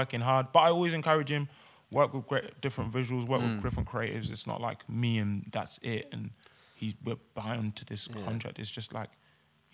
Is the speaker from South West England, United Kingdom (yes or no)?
yes; Swindon, South West England, United Kingdom; now in London, United Kingdom; when you're growing up in Swindon